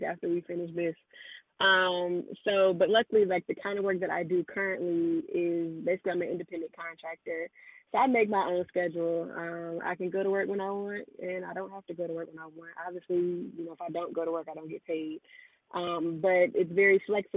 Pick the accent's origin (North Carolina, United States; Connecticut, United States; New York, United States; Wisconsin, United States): North Carolina, United States; Charlotte; moved away as an adult; also born or lived in South Korea; I'm based in Charlotte, North Carolina. That's my hometown. That's where I'm from, born and raised, and I'm back here now.